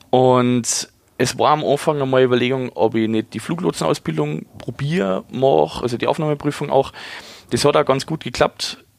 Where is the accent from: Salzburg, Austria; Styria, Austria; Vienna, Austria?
Salzburg, Austria; Pinzgau; now in Ingolstadt, Germany; meine Heimat ist nicht Bayern, meine Heimat ist das wunderschöne Österreich, in dem Fall mitten aus die Berg. Binskau